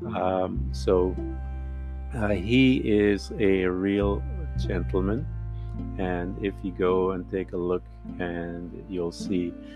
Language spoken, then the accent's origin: English; Guyana; being from British Guiana